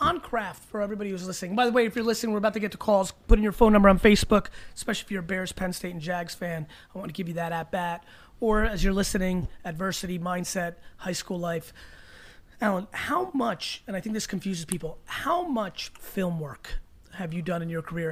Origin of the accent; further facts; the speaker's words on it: Belarus; moved away; I was from Belarus